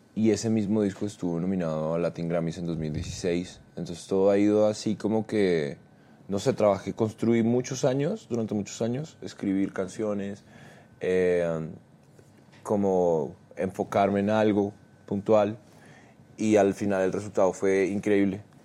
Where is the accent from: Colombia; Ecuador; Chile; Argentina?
Colombia; Bogotá; also born or lived in Cartagena; yo nací en Cartagena, pero me crié en Bogotá. Ah, desde muy niño vivo en Bogotá, como desde que tengo tres años